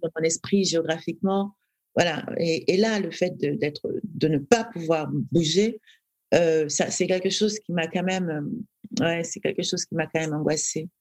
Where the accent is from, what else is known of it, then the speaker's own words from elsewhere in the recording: Douala, Littoral, Cameroon; moved away as an adult; now in France; j'ai j'ai grandi à Douala, euh, j'ai fait mes études jusqu'au bac